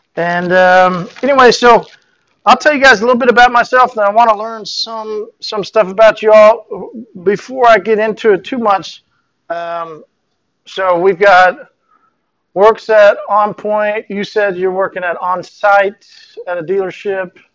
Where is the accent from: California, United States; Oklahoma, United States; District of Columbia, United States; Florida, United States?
Oklahoma, United States; Tulsa; I was working um, here in Tulsa. I'm from Tulsa.